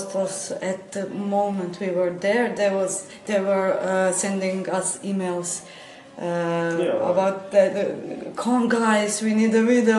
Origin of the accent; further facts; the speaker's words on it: Croatia; I'm from Croatia.